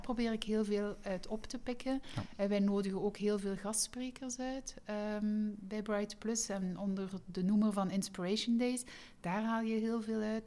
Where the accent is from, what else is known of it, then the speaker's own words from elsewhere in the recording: East Flanders, Belgium; moved away as an adult; now in West Flanders, Belgium; ik ben zelf van Oost-Vlaanderen. nu ben ik West-Vlaming